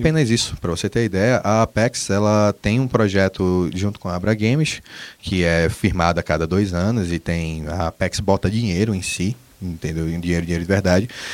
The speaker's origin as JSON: {"language": "Portuguese", "country": "Brazil", "said": "Nós somos brasileiros"}